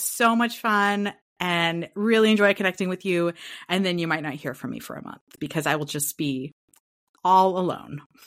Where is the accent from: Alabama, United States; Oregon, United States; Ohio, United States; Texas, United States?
Oregon, United States; Portland; now in California, United States; I'm from the Northwest, so that very mossy, foresty pine scent.